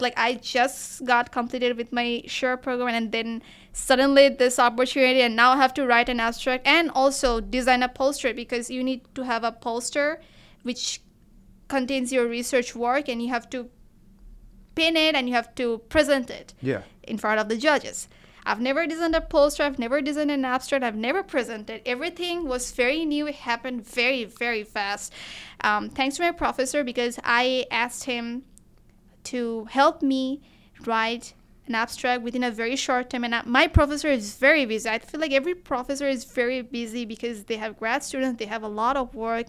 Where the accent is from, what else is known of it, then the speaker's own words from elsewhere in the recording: Bangladesh; moved away as an adult; now in Kent, United States; I am from Bangladesh, so our cuisine is pretty much similar to the Indian cuisine